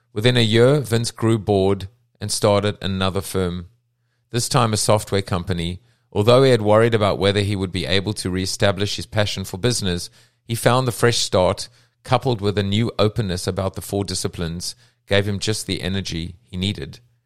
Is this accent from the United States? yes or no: no; South Africa; I'm from South Africa